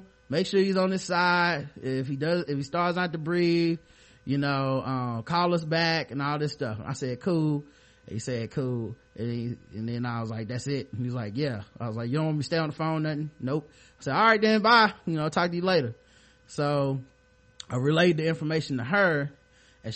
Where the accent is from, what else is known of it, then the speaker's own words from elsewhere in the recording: Charlotte, North Carolina, United States; born and raised here